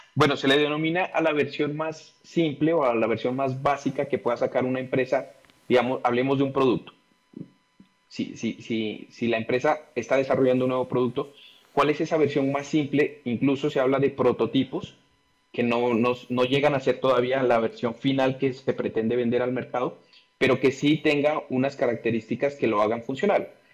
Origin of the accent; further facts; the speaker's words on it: Pasto, Nariño, Colombia; yo nací en Pasto y vivo acá en Pasto, una ciudad al sur de Colombia